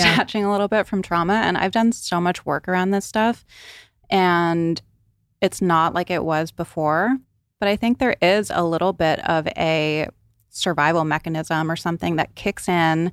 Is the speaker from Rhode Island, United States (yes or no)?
yes; Rhode Island, United States; So I grew up on the East Coast in Rhode Island.